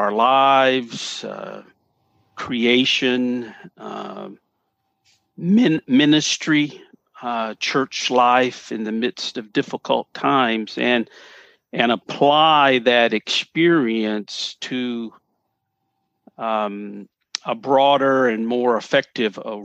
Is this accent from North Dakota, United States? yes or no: no; Paris, Tennessee, United States; growing up in Paris